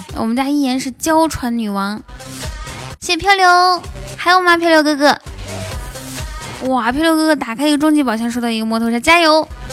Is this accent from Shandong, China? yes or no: no; Inner Mongolia, China; 我内蒙古的